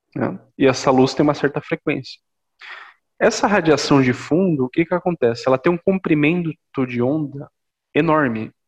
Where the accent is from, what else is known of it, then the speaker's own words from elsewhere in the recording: Brazil; nós nascemos no Brasil